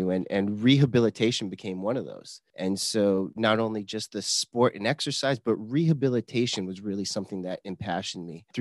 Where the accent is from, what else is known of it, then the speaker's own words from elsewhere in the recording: Chandler, Arizona, United States; also born or lived in Staten Island, New York; I grew up in Chandler, Arizona, a suburb of Phoenix, and spent most of my life in the Arizona region, but I was born in Staten Island, New York. So I lived in Staten Island, New York till I was 8 years old.